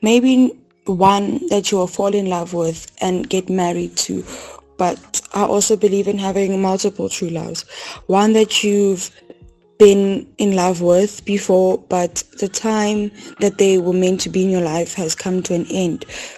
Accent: Pretoria, Gauteng, South Africa; I'm from Pretoria.

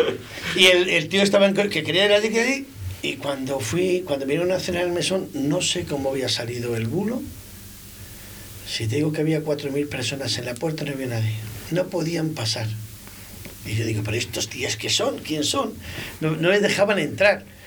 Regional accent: Valladolid, Castile and León, Spain; Yo soy de Girón, de un barrio que me he criado con los chichos

